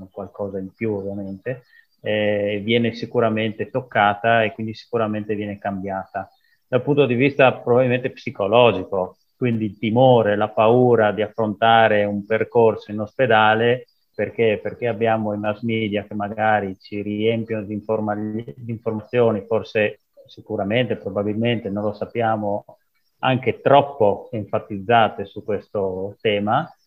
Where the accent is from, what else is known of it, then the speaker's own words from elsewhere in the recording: Cusignacco, Friuli-Venezia Giulia, Italy; vengo da Cusignacco, piccolo paese vicino a Udine.